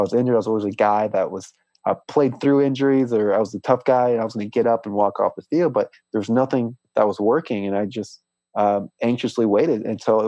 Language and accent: English; Des Moines, Iowa, United States; now in Port St. Lucie, United States; I was born in Des Moines, Iowa